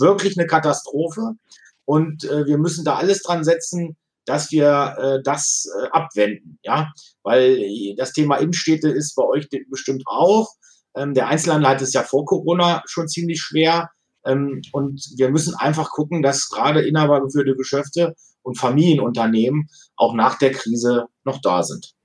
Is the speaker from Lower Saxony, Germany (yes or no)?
yes; Wolfenbüttel, Lower Saxony, Germany; Dann bin ich seit 2006 hier Ratsherr in Wolfenbüttel, meine Heimatstadt.